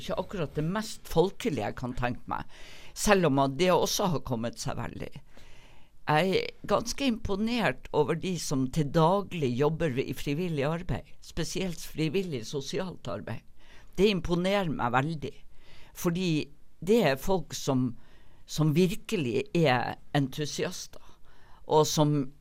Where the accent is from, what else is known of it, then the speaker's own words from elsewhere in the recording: Northern Norway, Norway; now in Bergen, Norway; kommer nok alltid til å både innrømme og aldri kunne skjule at jeg er nordlending